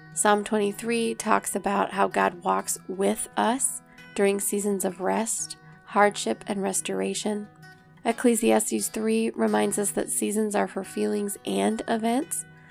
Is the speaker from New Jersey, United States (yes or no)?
no; Rochester, New York, United States; I was born at Genesee Valley Hospital in Rochester, New York. my great-grandparents settled here